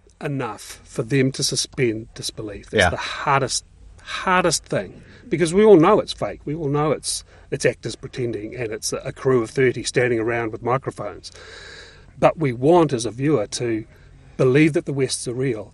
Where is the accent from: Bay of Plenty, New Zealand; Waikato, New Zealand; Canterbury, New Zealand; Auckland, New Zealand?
Auckland, New Zealand; also born or lived in Ōrātia; I was born in Oratea and then moved into the Midwest.